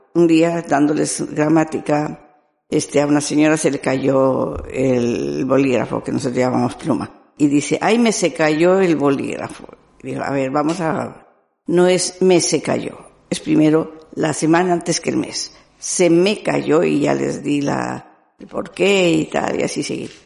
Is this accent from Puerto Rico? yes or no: no; Monterrey, Nuevo León, Mexico; moved away as an adult; now in Basque Country, Spain; soy de México, bueno, Monterrey, Nuevo León, México